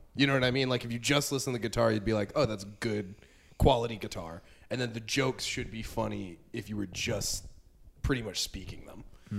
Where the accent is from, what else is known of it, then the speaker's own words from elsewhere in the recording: Las Vegas, Nevada, United States; moved away; I'm from Vegas originally